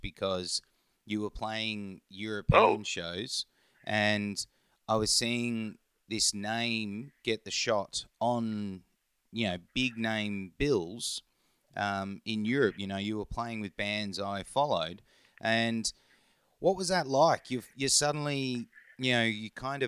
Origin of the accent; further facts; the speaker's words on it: England and Norway, United Kingdom; now in Australia; I grew up in England and Norway.